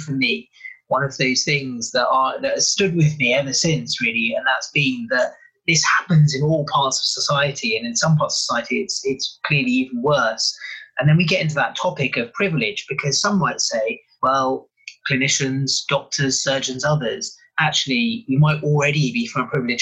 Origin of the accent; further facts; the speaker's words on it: London, United Kingdom; also born or lived in Africa; So I grew up in originally in West London, lived in Africa for a little while, and then spent most of my life in London